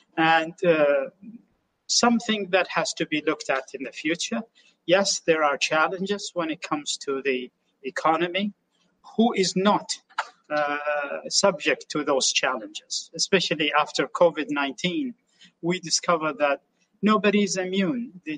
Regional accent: Oman; moved away as an adult; now in New York City, United States

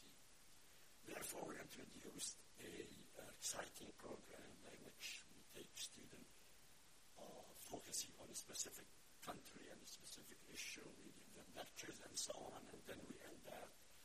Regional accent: Aleppo, Aleppo Governorate, Syria; moved away as an adult; now in Washington, D.C., United States; I am from Aleppo, Syria. I was born and raised and educated there.

